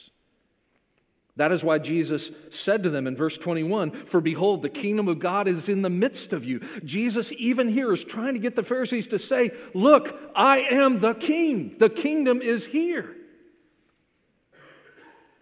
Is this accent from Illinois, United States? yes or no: no; Florida, United States; I grew up in Florida